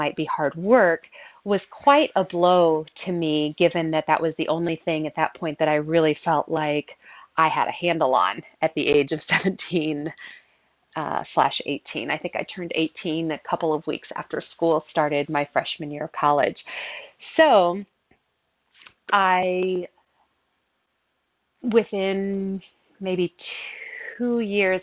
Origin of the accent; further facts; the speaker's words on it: Southern Illinois, United States; also born or lived in Belleville, Illinois; I grew up in Southern Illinois. I lived in the same town from birth until eighth grade, at which point we moved to Belleville, Illinois